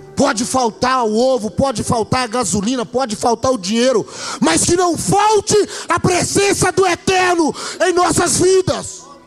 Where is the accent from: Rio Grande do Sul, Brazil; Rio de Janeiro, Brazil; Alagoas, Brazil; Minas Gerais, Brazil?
Minas Gerais, Brazil; Belo Horizonte; moved away as an adult; now in Maués, Brazil; a gente é natural daqui de Belo Horizonte